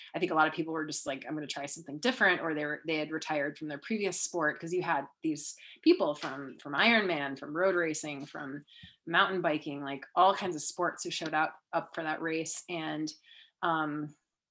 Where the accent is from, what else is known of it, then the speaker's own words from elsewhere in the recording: Minnesota, United States; I'm from Minnesota.